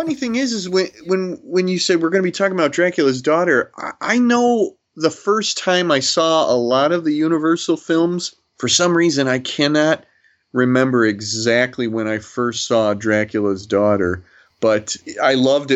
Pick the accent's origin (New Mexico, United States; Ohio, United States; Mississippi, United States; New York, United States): Ohio, United States; Toledo; I grew up in Toledo, Ohio